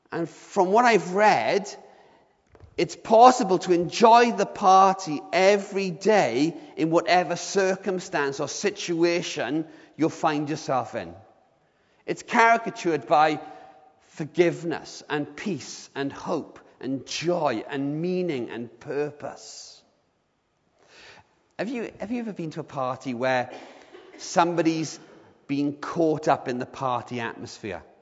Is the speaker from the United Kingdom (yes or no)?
yes; Swansea, Wales, United Kingdom; I, when I was a, a lad growing up in Swansea, I used to hang out with a group of guys